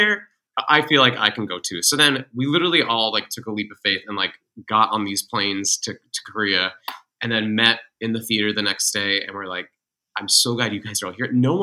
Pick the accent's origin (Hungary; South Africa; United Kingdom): United Kingdom; England; moved away; also born or lived in Massachusetts / Kansas City / New York; My mom's British. And so I grew up in England